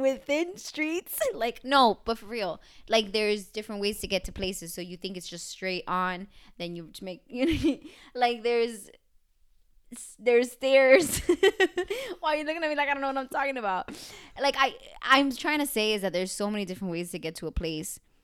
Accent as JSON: {"language": "English", "country": "United States", "said": "I'm American"}